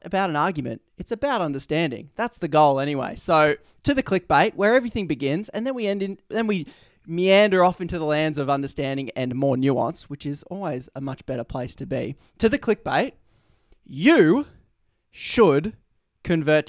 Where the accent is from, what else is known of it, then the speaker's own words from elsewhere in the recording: Australia; my Australian incentives to shorten every word I possibly say